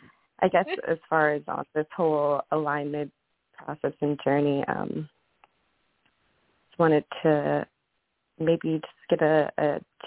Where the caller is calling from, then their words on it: Maryland, United States; I am calling from Maryland.